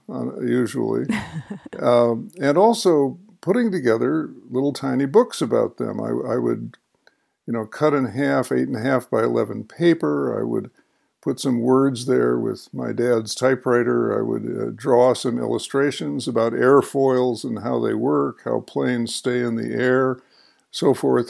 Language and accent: English; Chicago, Illinois, United States; in the home in which I grew up on the North Shore of Chicago